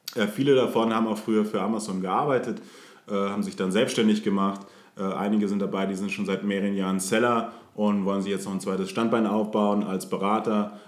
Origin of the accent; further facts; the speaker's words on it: Munich, Bavaria, Germany; moved away as an adult; geboren in München